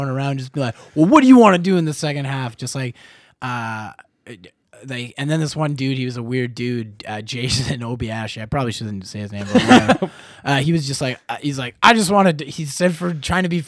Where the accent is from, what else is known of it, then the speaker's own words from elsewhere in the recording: Cranbrook, British Columbia, Canada; now in Vancouver, Canada; I'm originally from Cranbrook